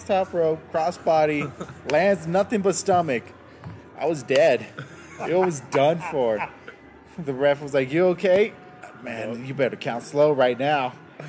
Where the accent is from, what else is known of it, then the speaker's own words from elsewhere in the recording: Denver, Colorado, United States; I'm from Montbello